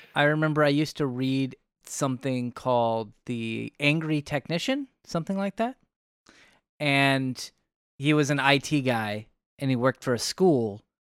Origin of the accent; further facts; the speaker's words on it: United States; we are all American